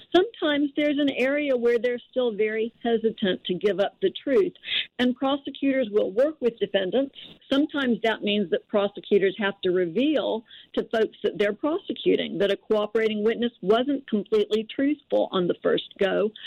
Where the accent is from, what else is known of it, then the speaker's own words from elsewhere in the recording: North Alabama, United States; I'm actually from North Alabama